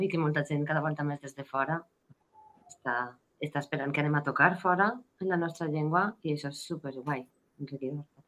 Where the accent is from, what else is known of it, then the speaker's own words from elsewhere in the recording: Valencian Community, Spain; accent: Valencian; first language Valencian; em sent cantant en valencià.